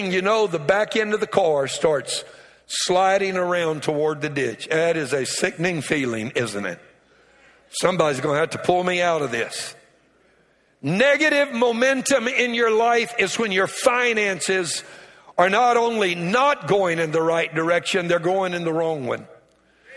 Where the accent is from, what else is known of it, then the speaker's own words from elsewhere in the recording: Louisiana, United States; I'm from Louisiana. I'm a Cajun